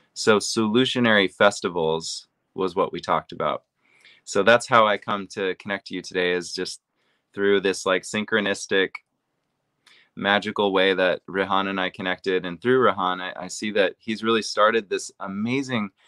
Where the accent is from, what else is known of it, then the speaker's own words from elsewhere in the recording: Seattle, Washington, United States; I'm from Seattle, Washington